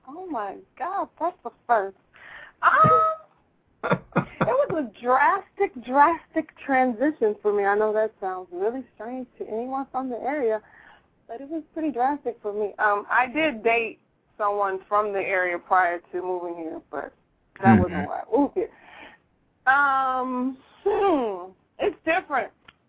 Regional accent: Tallahassee, Florida, United States; Obviously. I mean, come on, country girl to the city. I came from Tallahassee to here

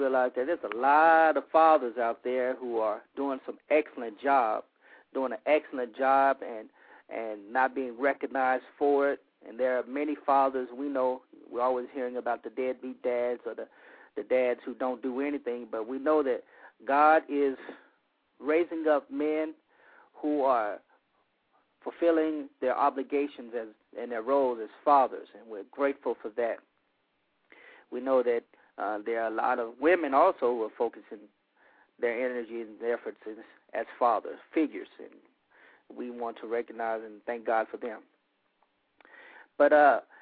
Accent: Monroe, Louisiana, United States; moved away as an adult; now in Lafayette area, Louisiana, United States; I'm originally from North Louisiana, from Monroe, Louisiana

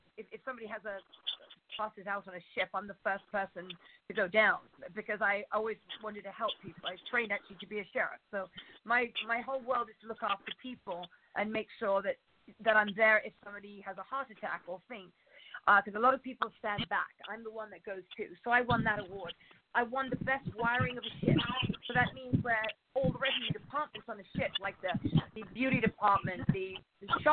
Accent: United Kingdom; now in Los Angeles, United States; being British

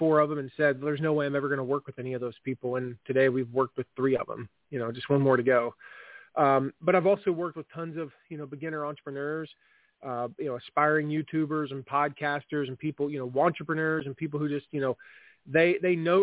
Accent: Fort Wayne, Indiana, United States; I live in Fort Wayne, Indiana, which is, and tell people, you know, I say I'm from Fort Wayne, Indiana

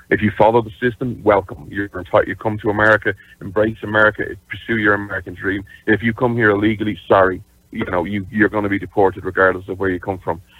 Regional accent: Ireland; this is just because, you know, I'm Irish and stuff, like, I wish you'd start deporting Irish people

